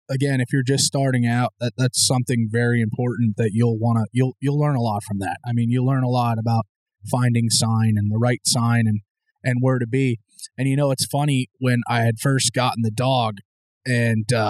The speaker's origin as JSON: {"language": "English", "town": "Mahanoy City", "region": "Pennsylvania", "country": "United States", "tie": "born or raised there", "said": "And especially growing up in Mahanoy City, I mean, you, you didn't have that outside of there."}